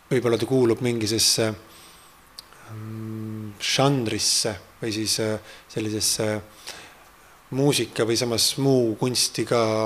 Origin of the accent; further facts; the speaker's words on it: Treimani, Pärnu County, Estonia; minu sellise siis aborigeensele päritolule kuskilt äh, mere äärest äh, mere lähedalt, Läti piiri lähedalt sealt Treimani äh, külast